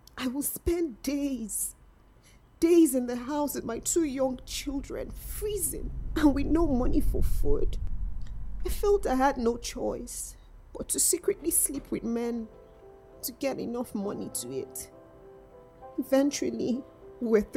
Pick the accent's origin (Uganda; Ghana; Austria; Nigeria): Nigeria; also born or lived in north of England; now in United Kingdom; I was born in Nigeria. Growing up, I was starved, beaten, and abused.